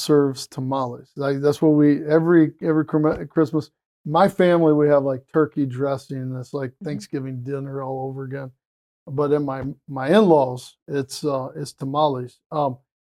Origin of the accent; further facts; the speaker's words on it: West Texas, United States; I grew up in West Texas.